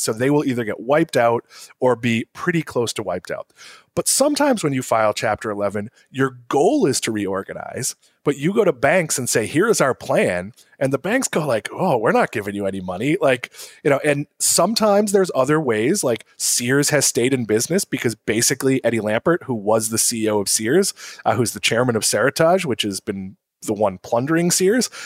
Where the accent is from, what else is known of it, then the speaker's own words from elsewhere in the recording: Swampscott, Massachusetts, United States; also born or lived in New York / Connecticut; now in West Palm Beach, United States; I'm from, uh, I always say Boston, but I'm from Swampscott, Massachusetts, uh, so about twenty minutes north